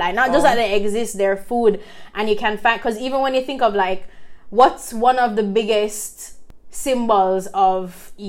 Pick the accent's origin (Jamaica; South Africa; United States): Jamaica; just being a Jamaican as well, food plays such a large part in our identity.